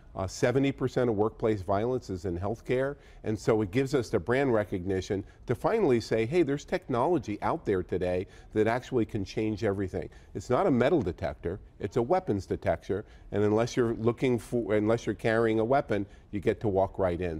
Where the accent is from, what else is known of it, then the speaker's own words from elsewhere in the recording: Boston, Massachusetts, United States; I'm from Boston